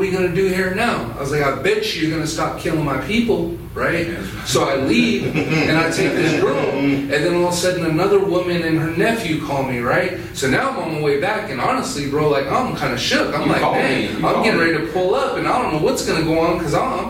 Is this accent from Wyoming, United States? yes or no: yes; Wind River Reservation, Wyoming, United States; I grew up off and on the Wind River Reservation my whole life, you know, like all through high school and my young adult years